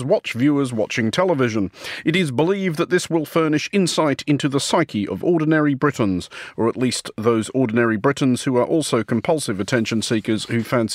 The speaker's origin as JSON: {"language": "English", "country": "Australia", "tie": "born or raised there", "moved": "as an adult", "lives_now": "United Kingdom", "said": "British comedy, which I grew up on in Australia because Australian channels are full of it"}